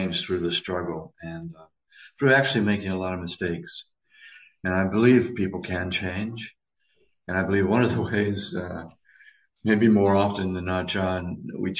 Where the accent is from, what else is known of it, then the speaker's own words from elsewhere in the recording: United States; I'm an American